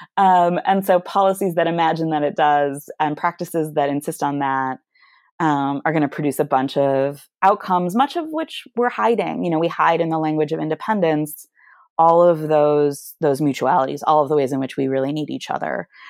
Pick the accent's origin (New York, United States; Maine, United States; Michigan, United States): Michigan, United States; moved away; I'm from Michigan originally